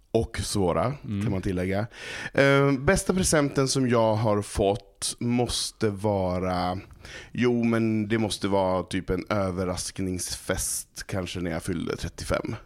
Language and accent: Swedish; Malå, Västerbotten County, Sweden; Jag kommer från ett litet samhälle som heter Malå som ligger i Västerbotten